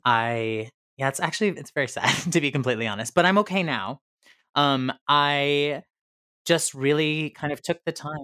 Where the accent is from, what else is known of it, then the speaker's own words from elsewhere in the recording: near Syracuse, upstate New York, United States; I'm from upstate New York. but it's more central, it's by Syracuse